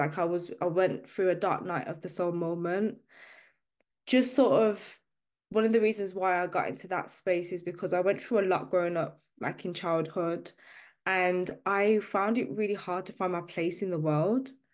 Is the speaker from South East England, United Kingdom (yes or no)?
no; Birmingham, West Midlands, United Kingdom; I'm from the U K, uh, I'm, I'm from Birmingham specifically. I grew up in a working class background